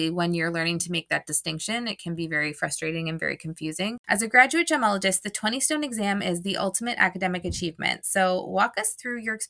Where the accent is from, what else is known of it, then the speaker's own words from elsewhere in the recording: Canada; being Canadian, I'm from Canada